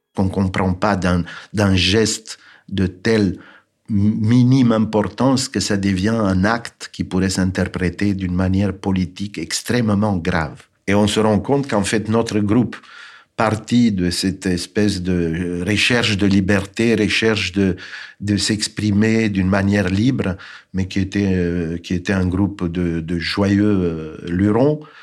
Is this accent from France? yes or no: no; Bucharest, Romania; moved away; Je suis né en 1951 à Bucarest, en Roumanie